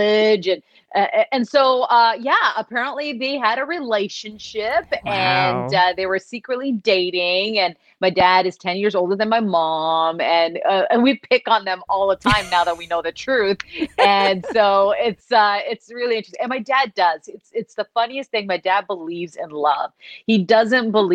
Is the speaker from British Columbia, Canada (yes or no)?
no; Toronto, Ontario, Canada; So I was born in Toronto. I was raised in Toronto and I'm just outside of Toronto now